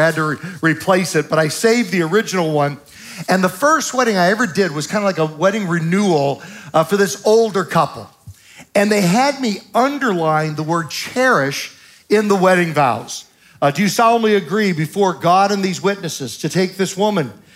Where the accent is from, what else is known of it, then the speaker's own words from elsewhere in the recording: Southern Virginia, United States; I'm from Southern Virginia